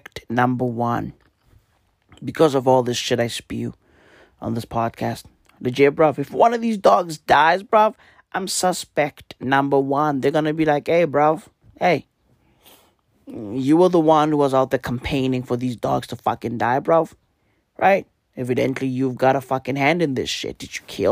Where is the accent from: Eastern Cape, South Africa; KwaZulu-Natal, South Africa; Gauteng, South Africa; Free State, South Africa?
Gauteng, South Africa; Johannesburg; I'm from Johannesburg.